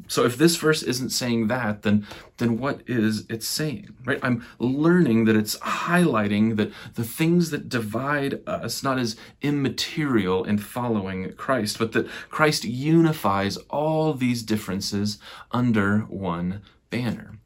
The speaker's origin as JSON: {"language": "English", "area": "Nebraska and Sioux Falls, South Dakota", "region": "Midwest: Omaha", "country": "United States", "tie": "born or raised there", "said": "I grew up in the plains of the Midwest, suburbs of Omaha, Nebraska, and in Sioux Falls, South Dakota."}